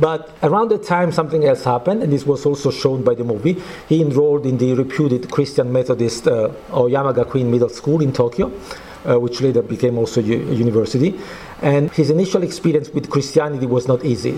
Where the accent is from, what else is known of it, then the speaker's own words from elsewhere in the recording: Naples, Campania, Italy; I'm coming from Naples, uh, Italy